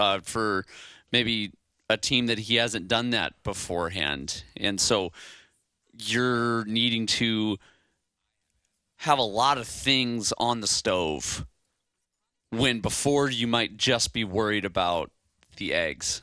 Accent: Chicago, Illinois, United States; now in Hawaii, United States; I'm from Chicago

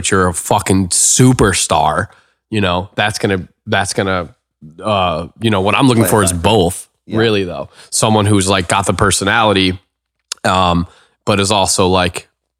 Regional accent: Evanston, Illinois, United States; now in Los Angeles, United States; Chicago. So Chicago. Evanston, Illinois, to be exact. It's so the first suburb north of Chicago.

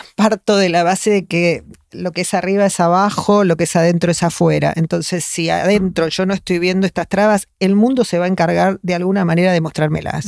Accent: Argentina; acá en Argentina, estamos muy acostumbrados a que la gente haga terapia

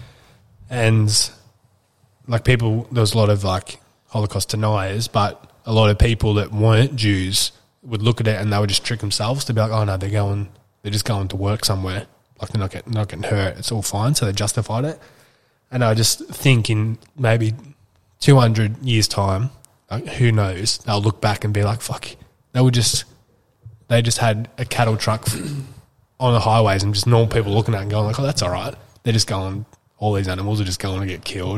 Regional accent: Wandong, Victoria, Australia; where we grew up in Wandong

